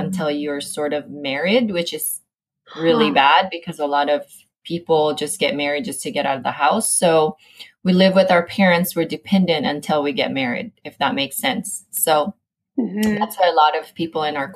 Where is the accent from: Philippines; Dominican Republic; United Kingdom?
Philippines; moved away as an adult; also born or lived in Southern California; now in United States; I was born and raised in the Philippines